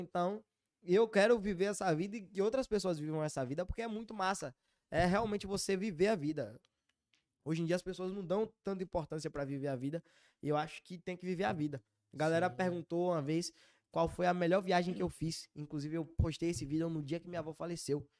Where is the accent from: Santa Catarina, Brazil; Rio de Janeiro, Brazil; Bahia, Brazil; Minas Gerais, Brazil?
Bahia, Brazil; accent: Bahian; sou baiano